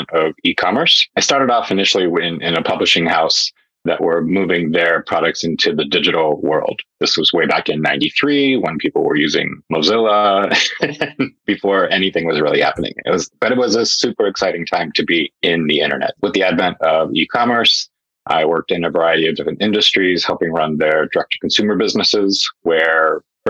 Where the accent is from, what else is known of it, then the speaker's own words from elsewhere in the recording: United States; moved away as an adult; also born or lived in Hong Kong / Europe / Asia; I am an American, but I've worked in Europe. I've lived in Asia